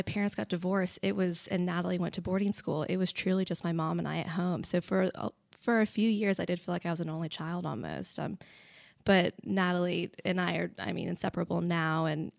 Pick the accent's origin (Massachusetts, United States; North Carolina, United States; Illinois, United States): North Carolina, United States; Roaring Gap; also born or lived in Palm Beach, United States; so I was born in Palm Beach in Juneau Beach, Florida, and then at the age of 7 or 8, moved to small town North Carolina, Roaring Gap, which is in Allegheny County, so the Blue Ridge Mountains.